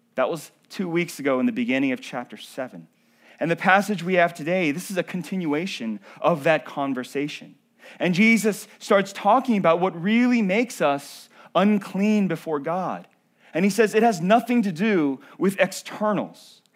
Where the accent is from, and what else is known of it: North Carolina, United States; born or raised there